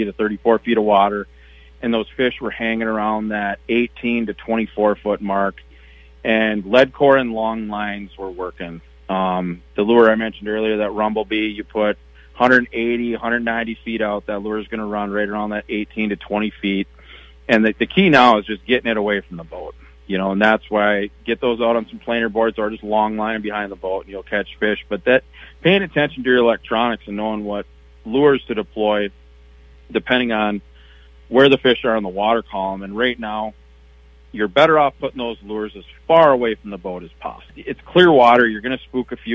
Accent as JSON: {"language": "English", "town": "Chisago City", "region": "Minnesota", "country": "United States", "tie": "born or raised there", "also_born_or_lived": "Mille Lacs, Minnesota", "said": "I'm from Chisago, and I grew up on Green Lake there"}